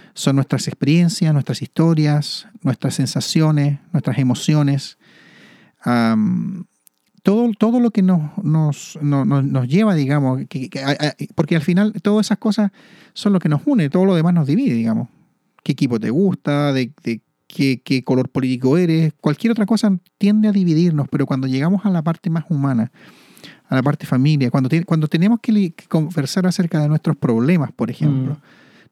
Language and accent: Spanish; Santiago, Santiago Metropolitan Region, Chile; soy nacido y criado en Santiago